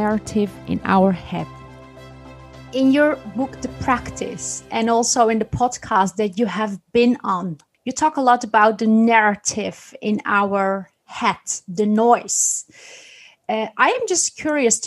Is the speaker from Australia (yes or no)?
no; Netherlands; Being born and raised in the Netherlands by Turkish immigrant parents